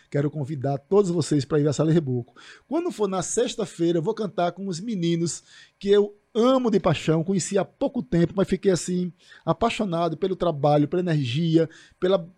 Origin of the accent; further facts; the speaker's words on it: Northeast Region, Brazil; Então, assim, eu sou nordestino com muito orgulho por causa disso, porque nós somos fortes.